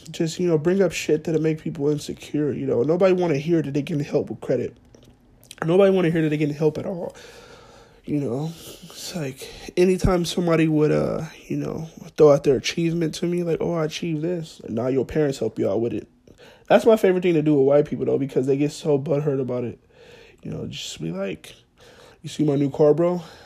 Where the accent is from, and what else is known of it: Fresno, California, United States; moved away as an adult; also born or lived in Monterey